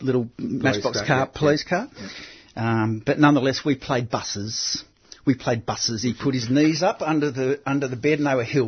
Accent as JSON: {"language": "English", "town": "Altona", "region": "Victoria", "country": "Australia", "tie": "born or raised there", "said": "I was born in Altona."}